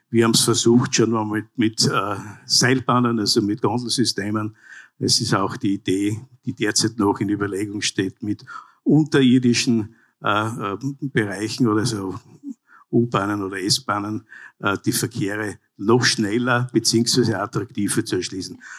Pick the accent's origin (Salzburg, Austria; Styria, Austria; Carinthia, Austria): Styria, Austria; Graz; Graz zum Beispiel, ich komme aus der Landeshauptstadt, äh, wächst dynamisch wie noch nie.